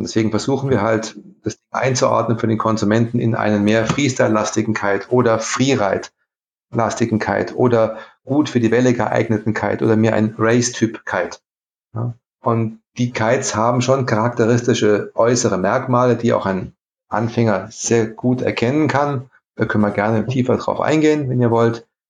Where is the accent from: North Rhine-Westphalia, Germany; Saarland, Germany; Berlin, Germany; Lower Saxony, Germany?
Saarland, Germany; Saarlouis; moved away as an adult; also born or lived in Saarbrücken / Italy; now in South Tyrol, Italy; Ich komme aus Saarbrücken ursprünglich, aus Saarlouis an der Grenze